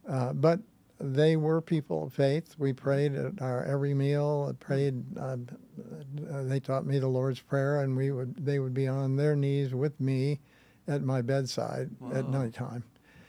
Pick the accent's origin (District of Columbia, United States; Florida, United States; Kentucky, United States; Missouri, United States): Missouri, United States; Kansas City; moved away; No, I'm from Kansas City. Okay. Kansas City Hayseed is what I call myself. And grew up there.